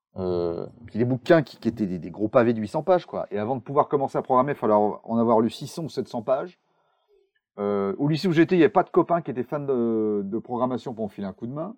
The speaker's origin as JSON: {"language": "French", "area": "Charente", "region": "Nouvelle-Aquitaine", "country": "France", "tie": "born or raised there", "moved": "as an adult", "lives_now": "Bordeaux, France", "said": "je suis bordelais, mais je suis charentais d'origine. J'ai traversé le monde et fait 100 km pour partir de chez mes parents pour aller à Bordeaux"}